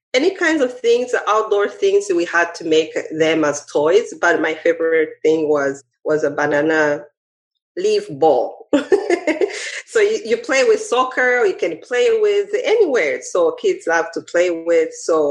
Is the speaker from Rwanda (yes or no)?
yes; Rwanda; now in United States; Growing up, of course, in Rwanda